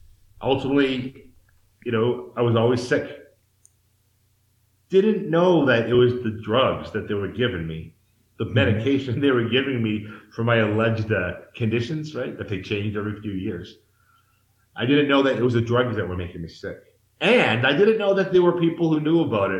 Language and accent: English; Massachusetts, United States; moved away as an adult; now in Mexico; I'm from the East Coast of the United States, the state of Massachusetts.